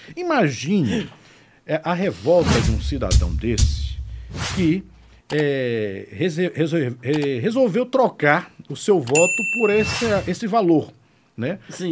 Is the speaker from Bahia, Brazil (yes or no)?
yes; Salvador, Bahia, Brazil; moved away as an adult; also born or lived in Morro do Chapéu, Bahia; now in Aracaju, Brazil; Eu, eu sou baiano, sou baiano de Salvador, moro aqui em Sergipe há 18 anos